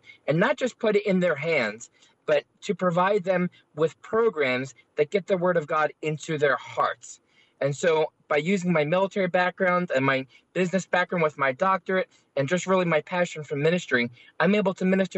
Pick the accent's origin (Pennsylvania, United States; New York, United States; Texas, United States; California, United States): Pennsylvania, United States; Philadelphia; I grew up in South Philadelphia